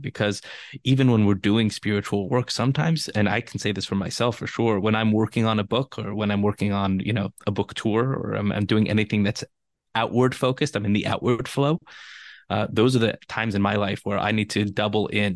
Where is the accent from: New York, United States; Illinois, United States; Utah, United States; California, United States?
California, United States; Los Angeles; I'm born and raised in Los Angeles, and being from L